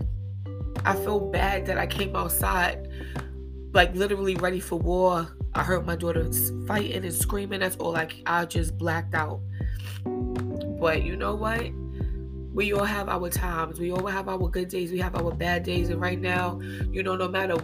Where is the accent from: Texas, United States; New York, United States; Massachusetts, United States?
New York, United States; New York City; I've been born and raised in Harlem my whole life